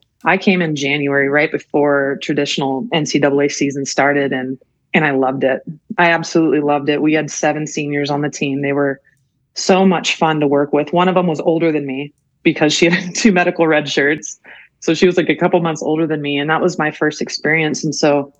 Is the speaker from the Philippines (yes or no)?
no; Colorado, United States; moved away as an adult; I grew up in Colorado